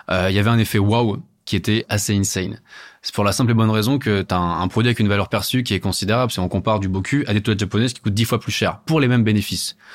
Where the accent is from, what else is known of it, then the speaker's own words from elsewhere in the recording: Italy; Alors, moi, je suis italien. Mes grands-parents, euh, ils ont des bidets naturellement.